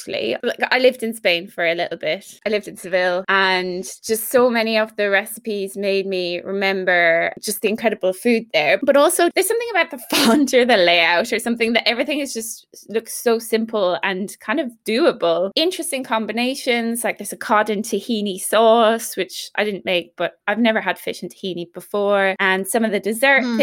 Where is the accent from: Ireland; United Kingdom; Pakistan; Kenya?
Ireland; moved away; Being Irish